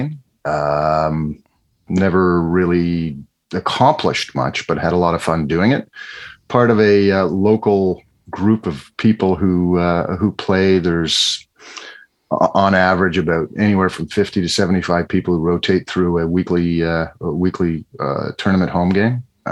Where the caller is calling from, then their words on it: Comox, British Columbia, Canada; Vancouver Island, a little town called Comox.